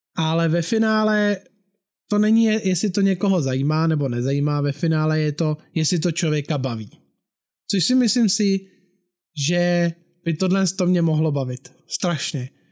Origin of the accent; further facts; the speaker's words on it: Bohemia, Czechia; u nás v Čechách